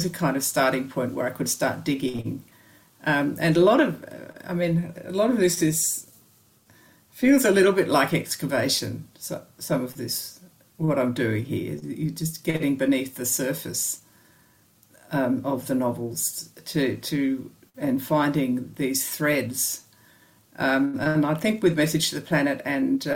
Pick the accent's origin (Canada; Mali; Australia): Australia; I'm from Australia, you know, we've got kookaburras and magpies